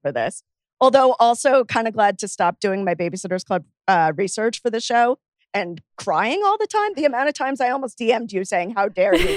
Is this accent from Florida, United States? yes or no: yes; Miami, Florida, United States; where I grew up in Miami